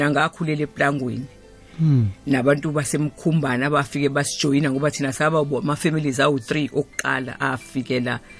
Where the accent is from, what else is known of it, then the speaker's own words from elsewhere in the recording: Durban, KwaZulu-Natal, South Africa; also born or lived in KwaMashu; mina ngakhulela la eThekwini ngazalelwa la eThekwini